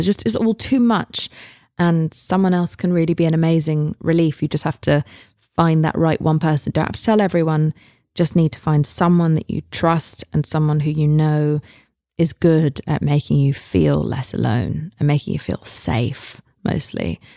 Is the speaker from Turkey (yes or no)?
no; England, United Kingdom; moved away; I'm English